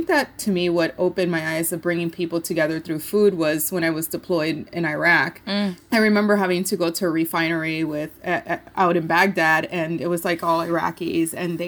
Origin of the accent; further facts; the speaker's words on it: Puerto Rico; So we, as a family, you know, we grew up in Puerto Rico.